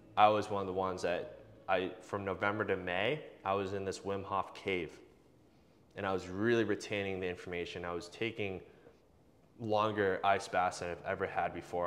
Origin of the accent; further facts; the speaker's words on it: Boston, Massachusetts, United States; I grew up locally in the Boston area